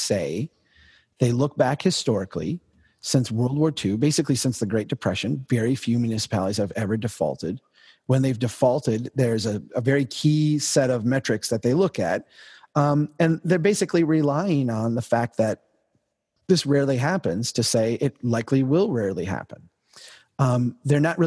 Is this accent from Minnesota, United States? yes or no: yes; Brainerd, Minnesota, United States; my hometown of Brainerd